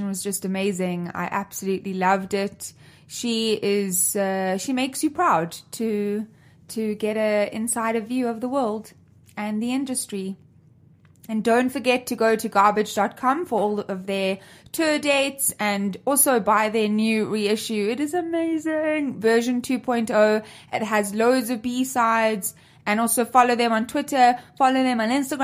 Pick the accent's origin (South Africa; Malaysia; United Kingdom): South Africa; I grew up in South Africa with 11 different languages